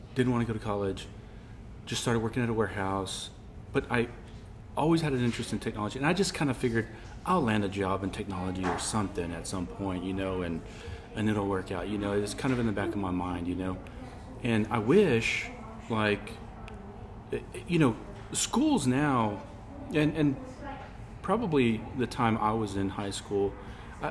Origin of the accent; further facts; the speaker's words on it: Rawls, Texas, United States; an opportunity opened up in my hometown, Rawls.